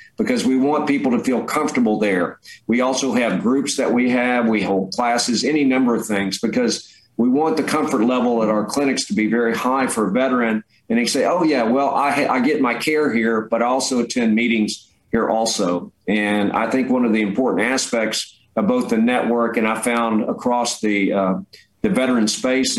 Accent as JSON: {"language": "English", "town": "Jacksonville", "region": "Florida", "country": "United States", "tie": "born or raised there", "said": "I was born and raised in Jacksonville, so I really have a passion for Jacksonville"}